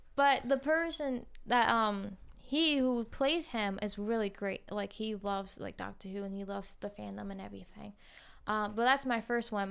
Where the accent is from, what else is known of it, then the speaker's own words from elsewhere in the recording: New Jersey, United States; moved away; I am originally from Jersey.